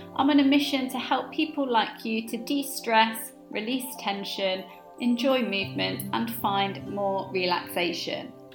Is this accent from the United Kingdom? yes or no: yes; Leicester, East Midlands, United Kingdom; I grew up in Leicester